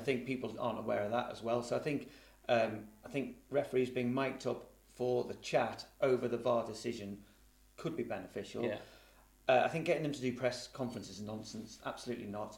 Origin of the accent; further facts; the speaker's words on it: Liverpool, North West England, United Kingdom; I'm sort of born and bred in Liverpool